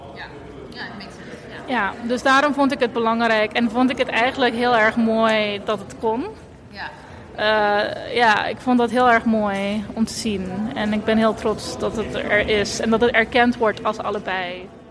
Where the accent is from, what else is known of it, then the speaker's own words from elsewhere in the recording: Curaçao; also born or lived in Eindhoven; now in Utrecht, Netherlands; dus ik ben geboren en getogen op Curaçao